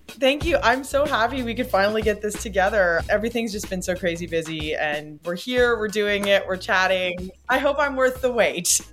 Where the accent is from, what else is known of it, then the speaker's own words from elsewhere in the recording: Timmins, Ontario, Canada; now in Toronto, Canada; I grew up in Timmins, Ontario, small town, Northern Ontario, in a pre-internet era.